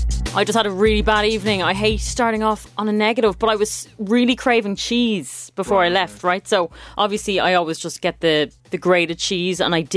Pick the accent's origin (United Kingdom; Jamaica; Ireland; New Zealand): Ireland; we're Irish for a reason.